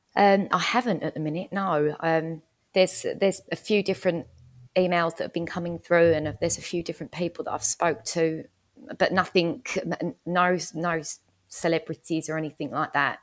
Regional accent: Essex, East of England, United Kingdom; I'm calling in from Essex in the U K, um, where I, where I, well, it's my hometown where I live

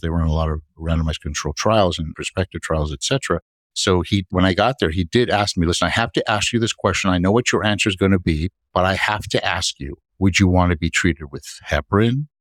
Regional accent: Miami, Florida, United States; also born or lived in New York; I grew up down here in Miami

